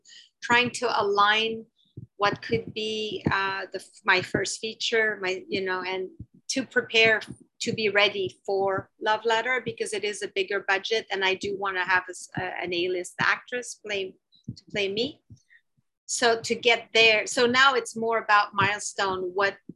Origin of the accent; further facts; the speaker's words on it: Canada; I'm Canadian